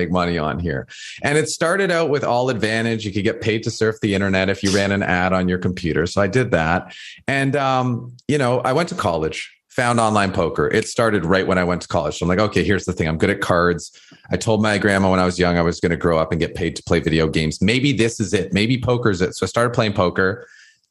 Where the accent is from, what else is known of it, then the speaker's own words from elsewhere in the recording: Toronto, Ontario, Canada; I grew up in High Park. That's where I was born and raised.